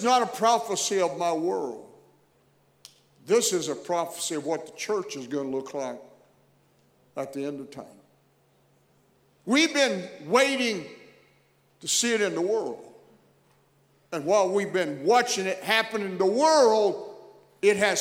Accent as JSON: {"language": "English", "region": "Texas", "country": "United States", "tie": "born or raised there", "said": "I'm reminded every place I go, you're from Texas. And I guess there's just really something about my voice and accent that indicates that's where I'm from. I didn't do that intentionally. It's just the product of growing up in that environment"}